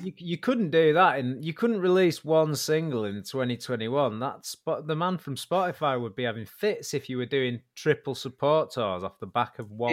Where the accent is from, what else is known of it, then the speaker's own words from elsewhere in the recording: Warrington, North West England, United Kingdom; I was from Warrington, there was a really good band. We were kind of the big band in Warrington